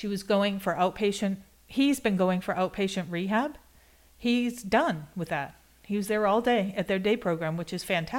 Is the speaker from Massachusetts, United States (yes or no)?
yes; Boston, Massachusetts, United States; moved away as an adult; now in Kansas, United States; I am from Boston